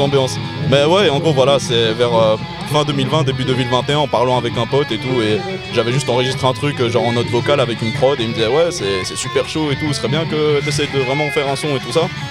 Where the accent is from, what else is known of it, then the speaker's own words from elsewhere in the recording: Brussels, Brussels-Capital Region, Belgium; je viens euh, BX Centre, 10 1040